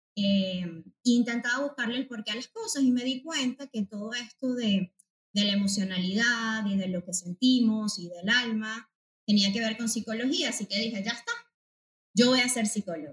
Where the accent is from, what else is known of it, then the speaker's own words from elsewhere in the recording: Venezuela; moved away as an adult; now in Spain; soy psicóloga venezolana. Este, aquí un poco acogida por eh, el país español